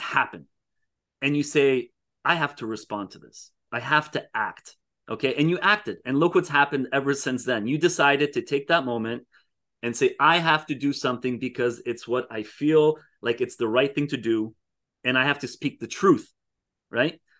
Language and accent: English; Canada; most of my life I've been in Canada